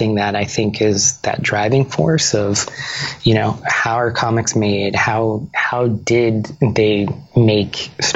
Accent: Bayonne, New Jersey, United States; I grew up in New Jersey. So this was, this was a town, near Jersey City called Bayonne

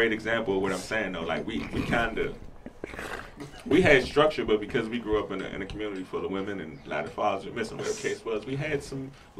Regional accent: Washington, District of Columbia, United States; We grew up in Northwest

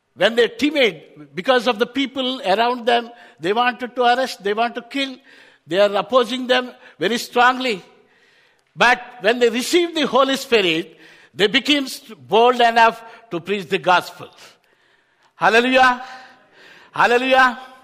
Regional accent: Hyderabad, Telangana, India; I am from Hyderabad, India. Back in India, very uh, warm weather.

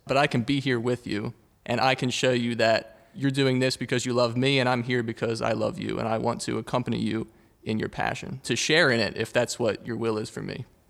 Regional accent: Huntingdon Valley, Pennsylvania, United States; I am from Huntington Valley

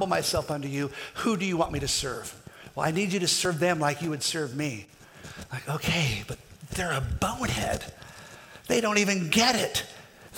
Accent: Kansas, United States; I'm from Kansas

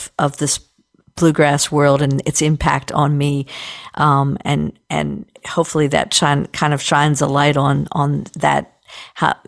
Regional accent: Short Gap, West Virginia, United States; I grew up in Shortcap, West Virginia, which is just across the Potomac River, the Inno Canal from Cumberland, Maryland

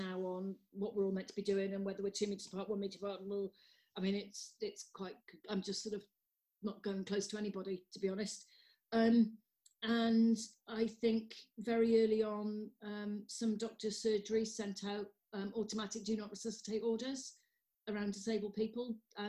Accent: Wales, United Kingdom; I'm Welsh.

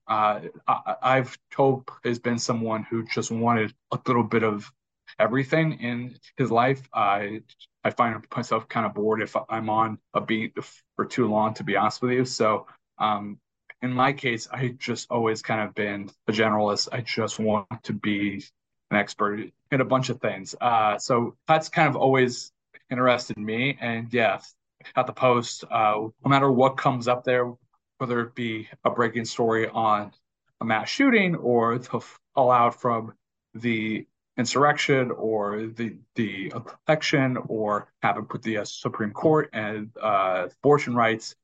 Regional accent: Houston, Texas, United States; growing up in Houston, I was a short, fat kid who just loved playing basketball

